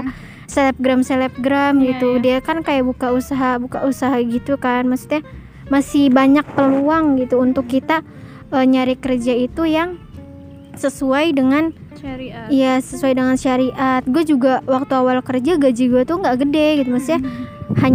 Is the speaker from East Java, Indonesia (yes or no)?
no; Jakarta, Indonesia; jadi dari kecil tuh gue udah di Jakarta jadi kalau pulang kampung tuh gue nggak punya temen